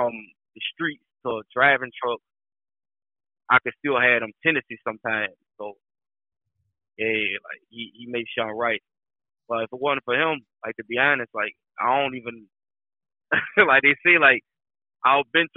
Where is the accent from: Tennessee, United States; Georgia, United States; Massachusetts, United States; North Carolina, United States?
Georgia, United States; Augusta; also born or lived in Louisiana; now in Atlanta, United States; I'm originally from Augusta, Georgia. I done moved out to Louisiana, stayed there for a little bit. Right now, I reside in Atlanta